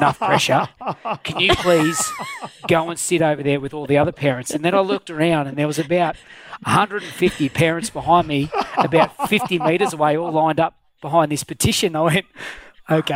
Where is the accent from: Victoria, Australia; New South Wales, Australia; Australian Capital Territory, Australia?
Australian Capital Territory, Australia; Canberra; also born or lived in Goulburn; I've got very fond memories of growing up in Canberra. I was actually born in Goulburn but moved here when I was one, so pretty much been a Canberra boy all my life